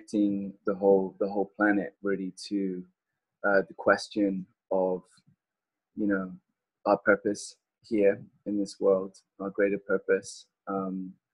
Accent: southern England, United Kingdom; now in California, United States; growing up in Southern England

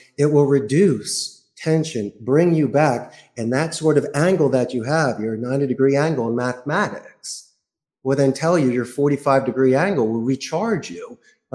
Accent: Philadelphia, Pennsylvania, United States; moved away as an adult; also born or lived in Spain; now in Costa Rica; I'm from Philadelphia.

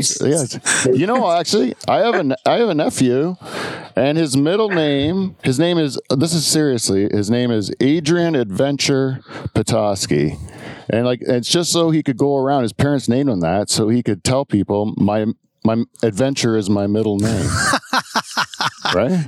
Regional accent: Canada; We're from Canada

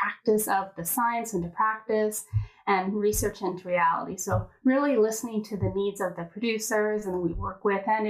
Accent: Edmonton, Alberta, Canada; I was born and raised here in Edmonton

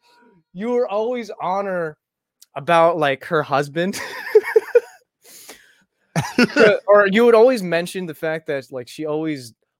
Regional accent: Virginia, United States; also born or lived in Tucson, Arizona / Michigan / Kansas; I was born in Tucson, Arizona, moved to Michigan, moved to Virginia, then moved to Kansas to stay with my dad for a little bit, and then moved back to Virginia. And then I moved a lot, moved around a lot in Virginia.

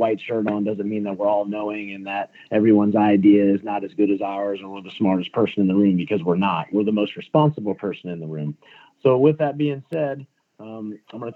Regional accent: Charleston, South Carolina, United States; I'm from Charleston, South Carolina.

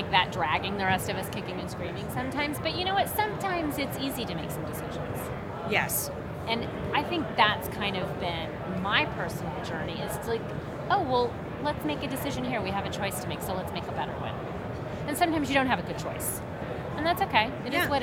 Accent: Oklahoma, United States; and I grew up in Oklahoma

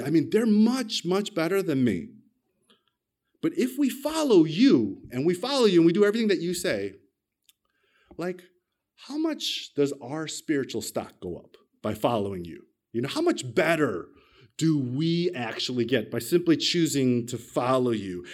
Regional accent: United States; moved away as an adult; now in Australia; I'm an American, but I got my Australian citizenship when I married my Australian wife

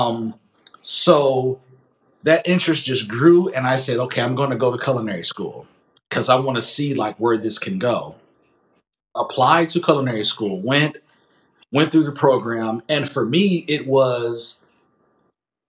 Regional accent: Massillon, Ohio, United States; I'm from Massillon.

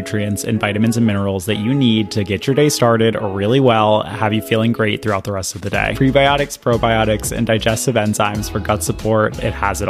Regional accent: Maryland, United States; moved away; I grew up in Maryland

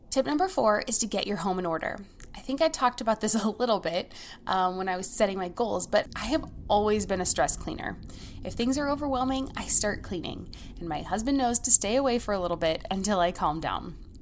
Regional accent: United States; As an American

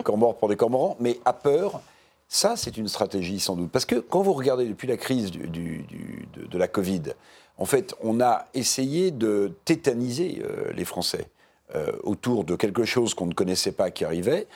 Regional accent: France; en tant que Français

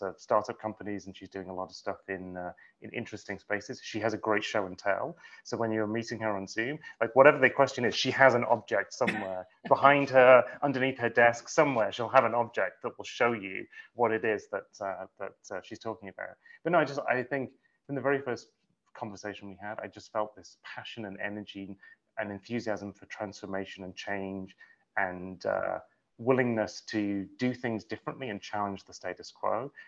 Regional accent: United Kingdom; now in New York City, United States; No, not at all. I was raised in England. I've been in the States 12 years, 13 years? Yeah, I guess so. I sort of feel like I don't quite belong in any culture anymore. Like my American friends still say I sound like completely British

